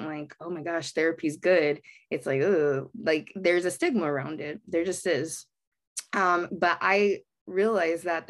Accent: Baldwin Park, California, United States; I grew up in Baldwin Park, which is a very heavily Latinx demographic area

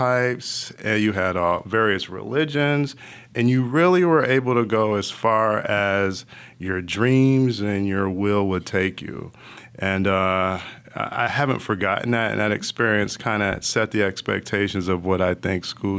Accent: Bloomfield, Connecticut, United States; But I grew up in Bloomfield, Connecticut, a small town outside of Hartford. I was really 2 hours from Boston and 2 hours from Manhattan.

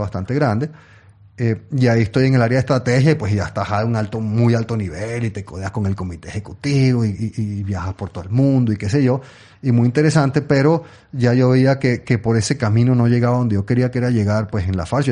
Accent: Venezuela; also born or lived in England; yo, yo, nací en Inglaterra, pero mis padres eran venezolanos, yo soy venezolano en realidad.

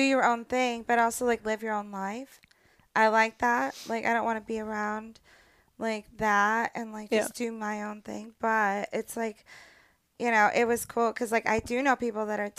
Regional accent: Orange County, California, United States; So I grew up in Orange County, you mm-hmm. know, Surf City.

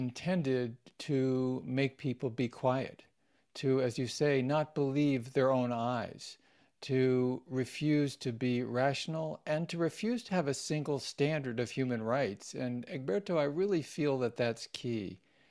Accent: Washington, D.C. area, United States; I grew up mostly in the Washington, D.C. suburbs, and Judaism was part of our household.

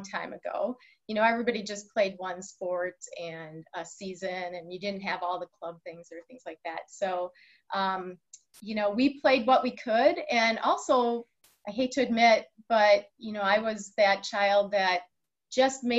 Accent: Waukesha, Wisconsin, United States; I was born in Waukesha, Wisconsin.

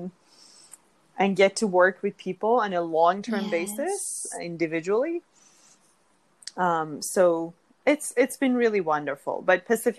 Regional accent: Iran; moved away; I'm originally from Iran, and the Persian people, who are the same as Iranian people, we really grow up with a very mindful food culture

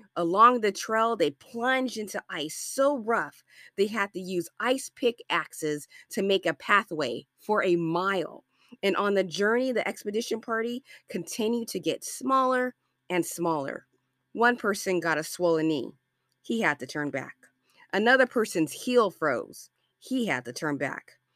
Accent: Los Angeles, California, United States; I'm from Los Angeles, California

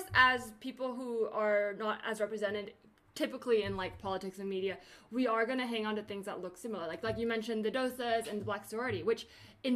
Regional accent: the Bay Area, California, United States; I grew up in the Bay and have a lot of that sort of Bay Area like do everything mentality

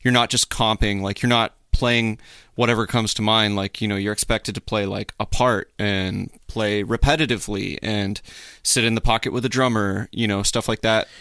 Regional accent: Midland, Texas, United States; also born or lived in Hattiesburg, Mississippi; born in Hattiesburg, moved to Midland, Texas, uh, when I was, like, maybe four

